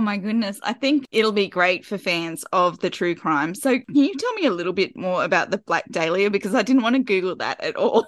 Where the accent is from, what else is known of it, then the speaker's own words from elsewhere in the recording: Sydney, New South Wales, Australia; this is my hometown. Well, Sydney